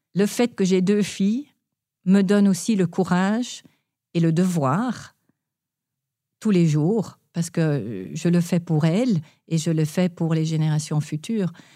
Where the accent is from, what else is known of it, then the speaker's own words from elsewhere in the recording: Palo Alto, California, United States; j'ai grandi en Californie, en particulier, j'ai grandi à Palo Alto